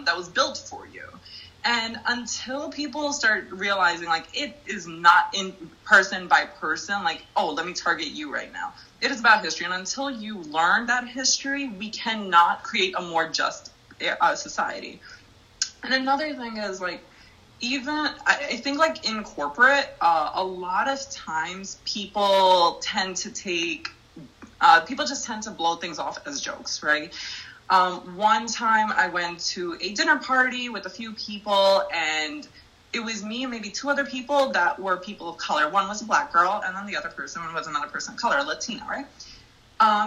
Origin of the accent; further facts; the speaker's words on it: Jersey City, New Jersey, United States; I grew up in Jersey City